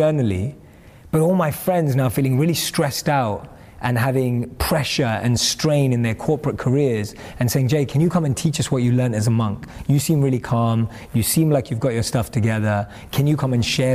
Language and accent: English; London, United Kingdom; I grew up and born and raised in London